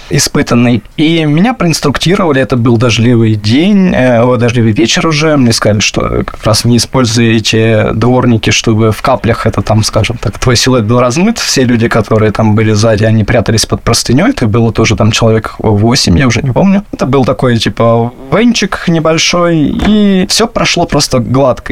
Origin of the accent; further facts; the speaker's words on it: Moscow, Russia; moved away as an adult; also born or lived in Mexico; это город, который менялся, да, и рос вместе со мной, и безумно его люблю